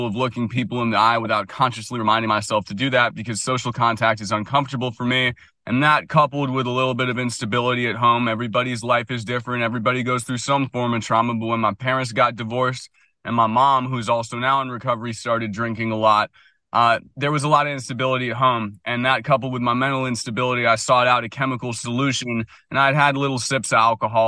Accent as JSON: {"language": "English", "town": "Washington", "region": "District of Columbia", "country": "United States", "tie": "born or raised there", "also_born_or_lived": "San Francisco", "moved": "yes", "lives_now": "Vermont, United States", "said": "I grew up in Washington, D.C., went to private school"}